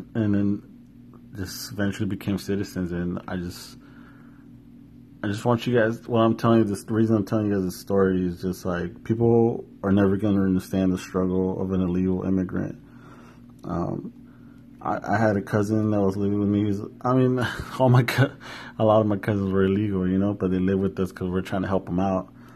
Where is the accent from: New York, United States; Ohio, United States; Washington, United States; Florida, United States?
Washington, United States; Yakima; born or raised there